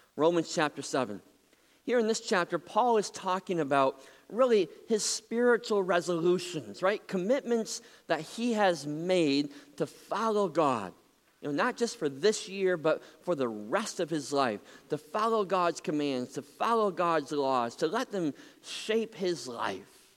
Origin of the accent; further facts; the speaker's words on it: Muskegon, Michigan, United States; When I was just a kid growing up in Muskegon